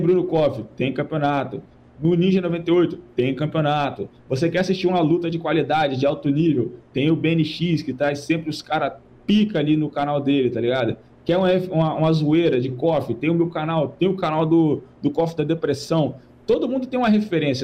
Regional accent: Vila Velha, Espírito Santo, Brazil; Eu, moro em, eu sou de Vila Velha, Espírito Santo

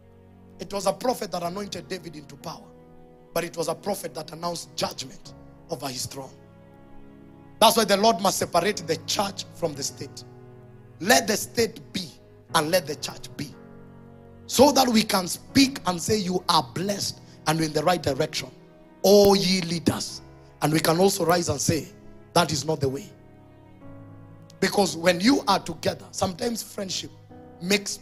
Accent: Kenya; I'm saying this as a Kenyan. I don't hate my country.

